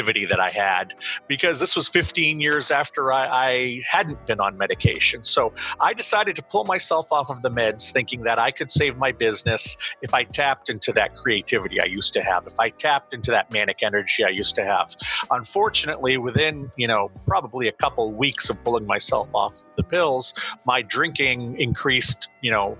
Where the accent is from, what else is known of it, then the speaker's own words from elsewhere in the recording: Auburn, Maine, United States; I live in Auburn, Maine. It's the second largest population center in Maine after Portland.